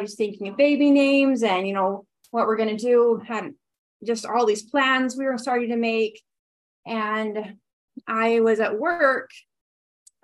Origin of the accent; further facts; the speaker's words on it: Ogden, Utah, United States; moved away as an adult; now in Heber City, United States; I am from Ogden, Utah, but I've been living in Heber for the last 4 years with my husband